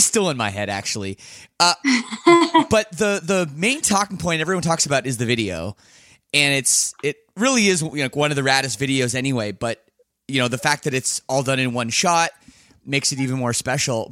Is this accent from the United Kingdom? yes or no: no; Canada; being Canadian